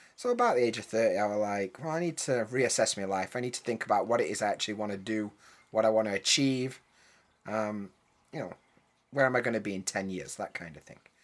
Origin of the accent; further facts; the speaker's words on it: United Kingdom; first language English; moved away; I'm a British guy, I know a bit about British English